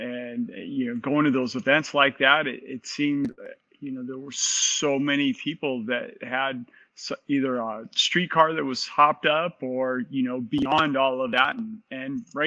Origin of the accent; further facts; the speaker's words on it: Southern California, United States; I grew up in Southern California